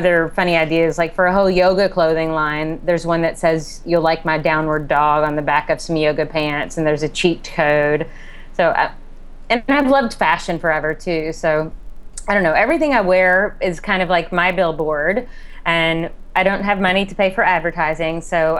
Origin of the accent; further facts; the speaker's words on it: Kentucky, United States; I'm from Kentucky